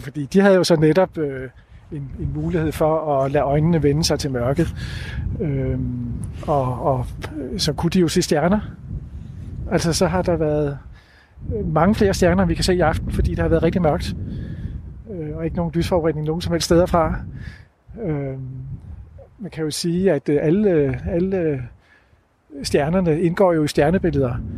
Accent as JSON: {"language": "Danish", "country": "Denmark", "said": "som danskere"}